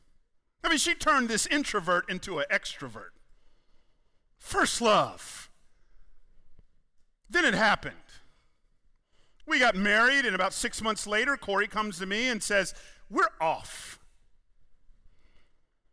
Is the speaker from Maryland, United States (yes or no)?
no; Atlanta, Georgia, United States; I'm a Southerner. I grew up in Atlanta.